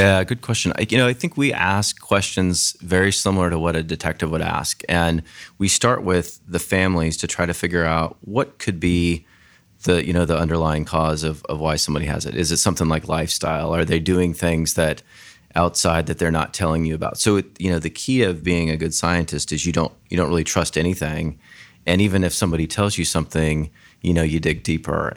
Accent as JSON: {"language": "English", "town": "Grand Junction", "region": "Colorado", "country": "United States", "tie": "born or raised there", "moved": "yes", "said": "I grew up in a small town in Colorado called Grand Junction, Colorado"}